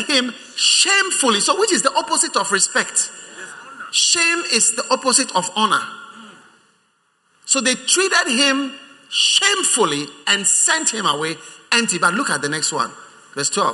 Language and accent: English; Ghana; I'm a Ghanaian.